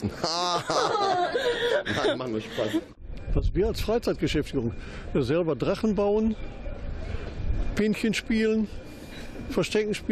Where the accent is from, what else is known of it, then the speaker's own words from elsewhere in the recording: Gelsenkirchen, North Rhine-Westphalia, Germany; Heute nicht mehr so besonders, ist aber meine Heimat. Es hat sich sehr viel verändert, kein äh, Kultur, wenig Kulturleben. Ansonsten war es früher spannender hier.